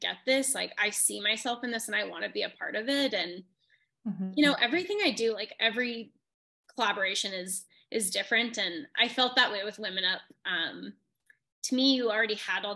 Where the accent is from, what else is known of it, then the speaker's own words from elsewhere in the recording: Wyoming, United States; also born or lived in Denver; I'm from Wyoming